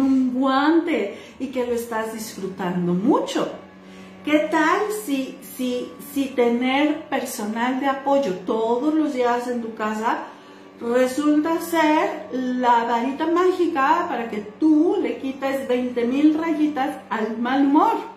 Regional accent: Mexico; las que somos mexicanas

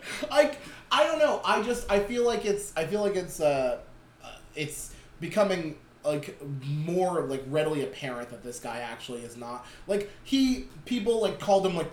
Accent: Schuylkill County, Pennsylvania, United States; I grew up in Schuylkill County

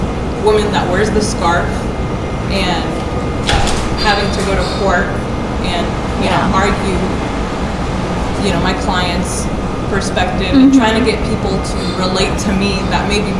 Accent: United States; also born or lived in Saudi Arabia; now in Dallas, United States; being born and raised in the United States

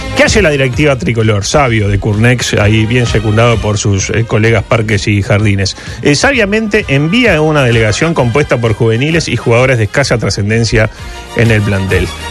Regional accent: Uruguay; como buen uruguayo

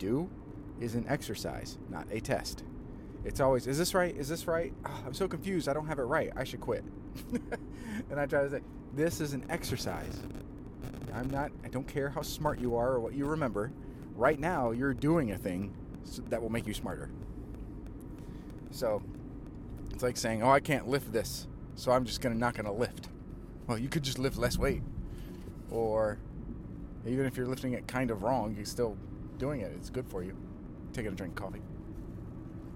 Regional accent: Southern Illinois, United States; I'm kind of from Illinois, from Southern Illinois

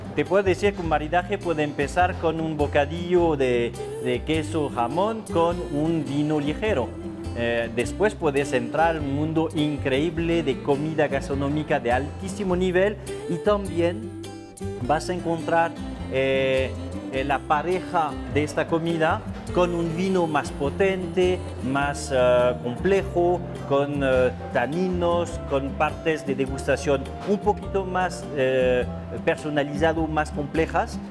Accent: France; Spanish is a second language; moved away as an adult; also born or lived in Bordeaux / Mexico; now in Mexico City, Mexico; soy francés, eh, vivo aquí en México desde ya bastante tiempo, pero en mi cultura europea eh, yo nací en una cultura donde el vino es primordial

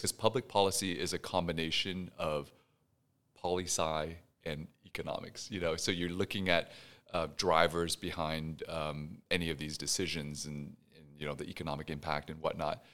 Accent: Houston, Texas, United States; also born or lived in Pasadena, Texas; now in Dallas, United States; born and raised in Houston, my parents, uh, fled Vietnam right after the war

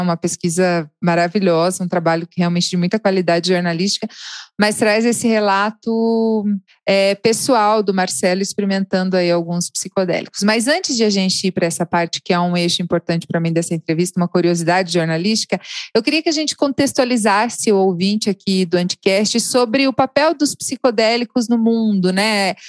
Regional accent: São Francisco do Sul, Santa Catarina, Brazil; moved away as an adult; also born or lived in Curitiba; São Francisco do Sul, Santa Catarina, cidade onde eu cresci

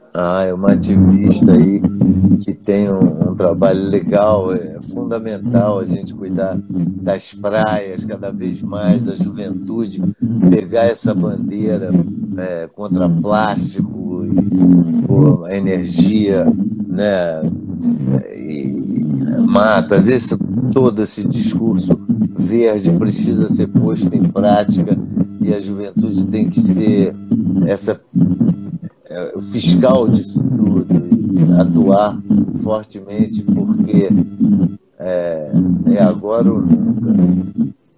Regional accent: Rio de Janeiro, Brazil; Eu nasci ali, cresci no Arcoador

